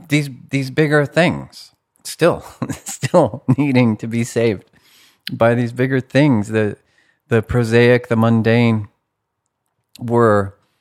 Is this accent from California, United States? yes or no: yes; California, United States; I was raised in Humboldt County by, I don't know, absent, neglectful parents, ish. It was a very rural place. Humboldt County is like a red state and a blue state, Oklahoma by the sea.